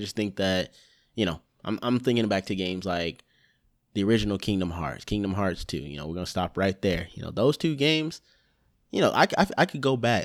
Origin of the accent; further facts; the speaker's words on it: Lithonia, Georgia, United States; I'm from Lithonia. It's a little offshoot